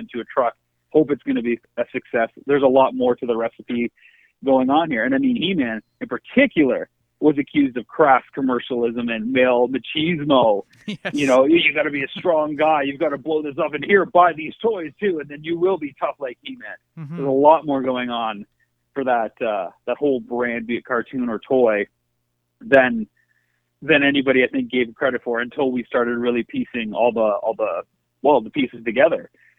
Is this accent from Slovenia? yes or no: no; Canada; But I do think being Canadian, it has built in a sense of being an outsider.